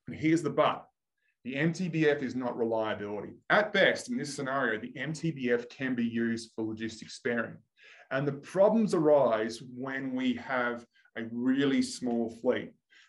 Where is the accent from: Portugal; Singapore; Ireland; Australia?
Australia; I'm Australian